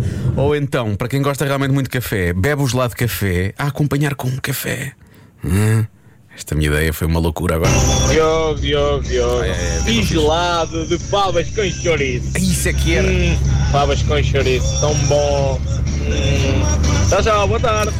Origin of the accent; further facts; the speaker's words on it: the North, Northern Portugal, Portugal; como eu sou do Norte